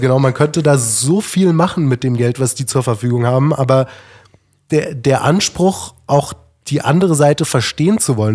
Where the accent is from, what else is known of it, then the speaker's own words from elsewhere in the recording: Berlin, Germany; ich bin recht links aufgewachsen und ich komme aus Berlin